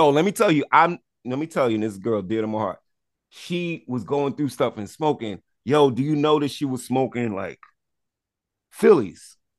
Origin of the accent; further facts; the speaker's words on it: Barbados; And I'm not Trinity, but you know, I'm Bayesian.